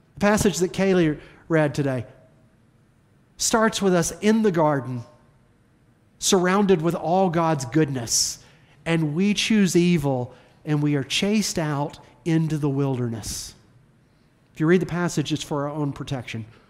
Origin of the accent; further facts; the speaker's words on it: the South, United States; accent: Southern; my Southern accent